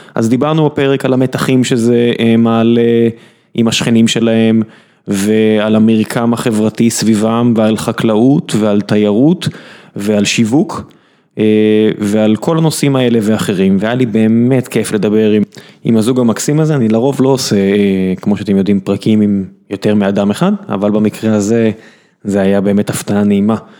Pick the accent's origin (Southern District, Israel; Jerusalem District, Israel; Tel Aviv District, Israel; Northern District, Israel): Southern District, Israel; Beersheba; כבאר שבעי